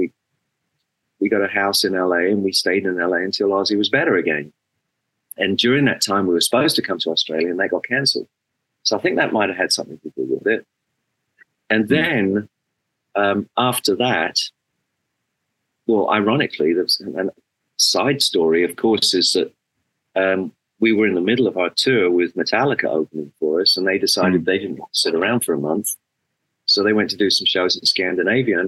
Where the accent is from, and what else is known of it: England, United Kingdom; born or raised there; moved away as an adult